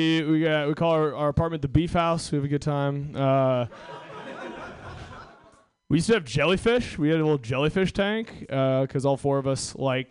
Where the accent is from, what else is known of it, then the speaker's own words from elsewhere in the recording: Washington, United States; I'm from Washington State